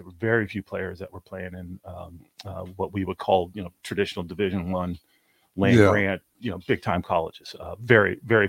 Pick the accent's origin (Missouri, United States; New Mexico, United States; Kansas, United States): Kansas, United States; Overland Park; moved away as an adult; now in Lincoln, United States; So I'm originally from Overland Park, Kansas. Grew up down there.